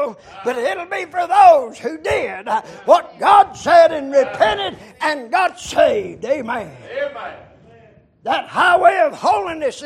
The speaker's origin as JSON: {"language": "English", "area": "McDowell County", "region": "North Carolina", "country": "United States", "tie": "born or raised there", "said": "I was born in McDowell County"}